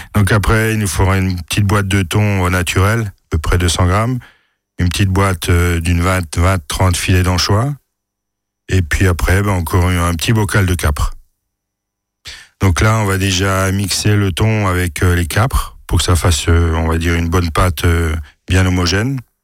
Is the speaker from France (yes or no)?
yes; France; Chez nous, en France